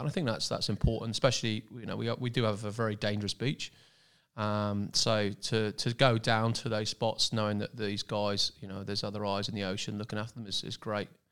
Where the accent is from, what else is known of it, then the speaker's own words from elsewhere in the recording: Cornwall, South West England, United Kingdom; moved away as an adult; now in Pottsville, Australia; I come from Cornwall in the southwest of England